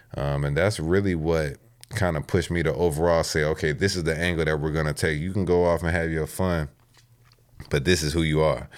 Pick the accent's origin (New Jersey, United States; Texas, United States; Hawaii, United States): Texas, United States; now in Virginia, United States; I grew up in Texas